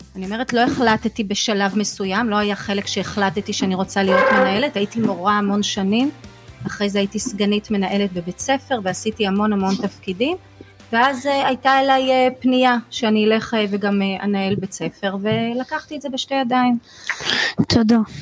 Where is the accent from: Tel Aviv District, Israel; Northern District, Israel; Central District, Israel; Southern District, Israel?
Central District, Israel; Rishon LeZion; moved away as an adult; כשהייתי ילדה, גרתי בראשון, אז למדתי בבית ספר פה בראשון. היום אני לא גרה בראשון